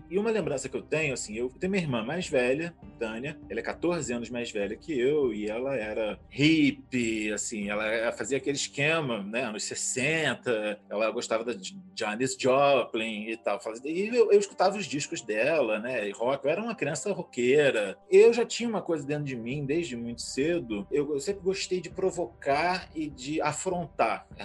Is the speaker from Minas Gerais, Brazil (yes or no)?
no; Teresina, Piauí, Brazil; also born or lived in Rio de Janeiro; now in Ciudad de la Costa, Uruguay; eu nasci, eu sou carioca, né? atualmente eu moro no, no Uruguai, em Ciudad de la Costa